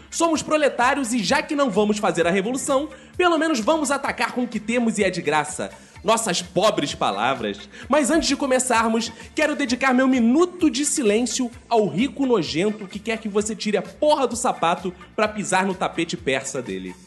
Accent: Rio de Janeiro, Brazil; Eu, por exemplo, nasci no Engenho Novo e o primeiro lugar que eu morei foi em Quintino

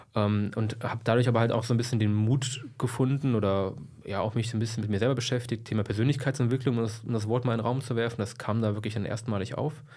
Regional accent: Braunschweig, Lower Saxony, Germany; also born or lived in Helmstedt; ich komme aus Braunschweig, bin geboren in Helmstedt

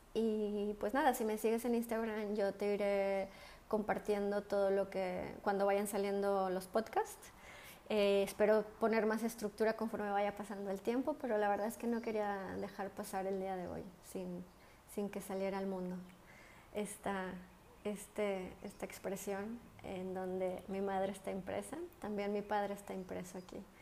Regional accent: Mexico; moved away as an adult; also born or lived in London; now in Spain; yo soy una mexicana que vive en España. llevo aquí viviendo casi 11 años y antes viví 5 años en Londres

